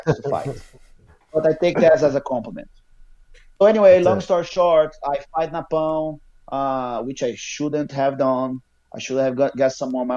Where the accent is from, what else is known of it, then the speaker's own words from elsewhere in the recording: Manaus, Amazonas, Brazil; English is a second language; moved away as an adult; also born or lived in Rio de Janeiro, Brazil / Ohio, United States; now in United States; I am from Manaus